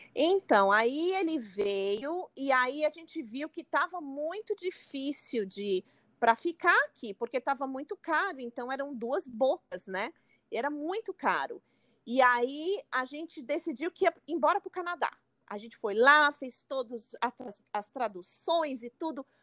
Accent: São Paulo, Brazil; moved away as an adult; now in New York, United States; eu sou de São Paulo

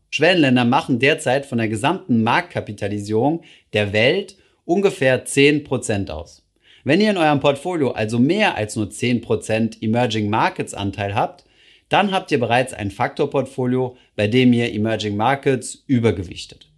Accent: Germany; bei uns in Deutschland

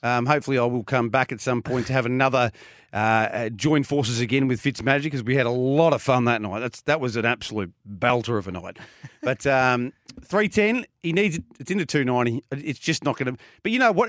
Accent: Geelong, Victoria, Australia; now in Melbourne, Australia; I, I grew up in Geelong

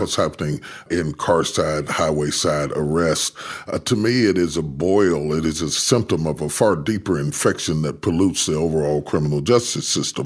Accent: West Virginia, United States; moved away; I was raised in West Virginia

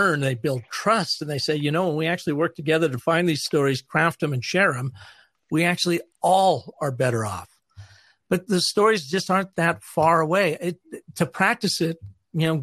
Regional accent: Seattle, Washington, United States; moved away; our home where I grew up in Seattle, Washington

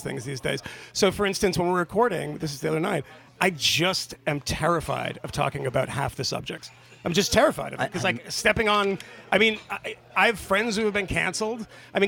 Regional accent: Massachusetts, United States; I grew up in Massachusetts. It's not a very right-wing place.

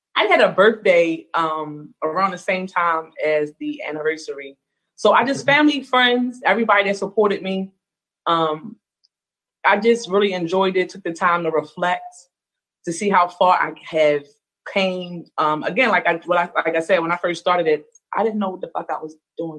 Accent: Baltimore, Maryland, United States; also born or lived in Arizona; I am from Baltimore, Maryland. I was actually born in Arizona, um, but totally a Baltimorean, totally raised here.

